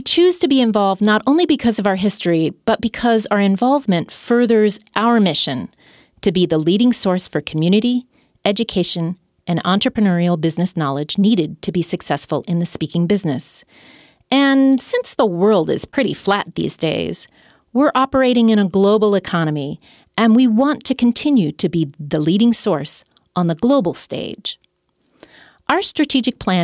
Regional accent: United States

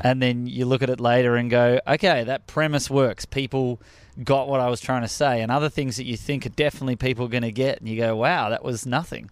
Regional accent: Australia; accent: Australian; moved away as an adult; now in United States; I'm from Australia

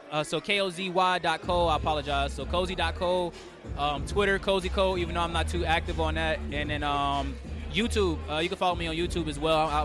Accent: Charlotte, North Carolina, United States; moved away as an adult; also born or lived in Seattle, Washington; now in San Diego, United States; I was born and raised in Charlotte

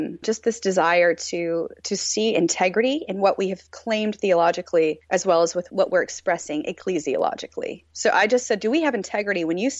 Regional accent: the South, United States; moved away as an adult; I came from the South and from a Southern Baptist context

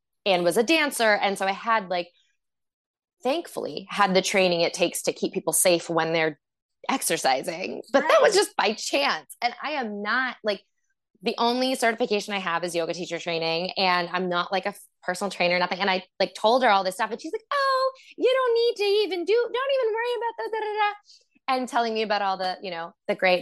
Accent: Boston, Massachusetts, United States; moved away as an adult; also born or lived in California / Portland, Oregon; I'm from Boston, and I started dancing in Boston

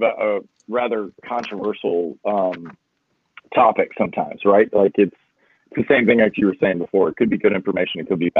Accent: Florida, United States; I grew up in Florida

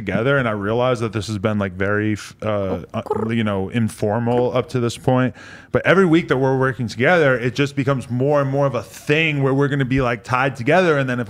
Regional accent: Nashua, New Hampshire, United States; I'm from Nashville, New Hampshire, which is like a half hour outside of Boston.

